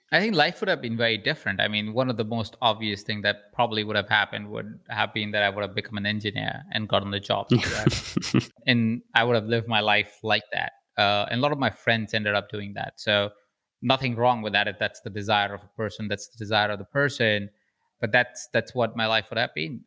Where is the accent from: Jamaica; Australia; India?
India; Jaipur, Rajasthan; accent: Indian; moved away; I'm an Indian man with an accent.